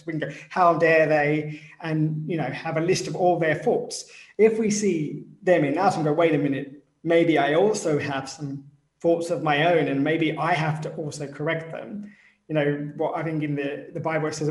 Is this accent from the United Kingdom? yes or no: yes; United Kingdom; I'm British